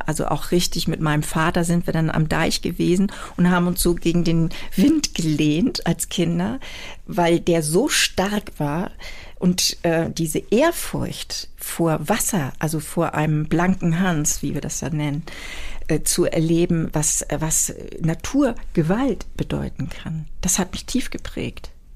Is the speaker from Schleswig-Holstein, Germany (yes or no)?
yes; near Brokdorf, Schleswig-Holstein, Germany; moved away as an adult; also born or lived in Büsum; now in Hamburg, Germany; ich bin aufgewachsen in der Nähe von Brockdorf, von dem allerersten Atomkraftwerk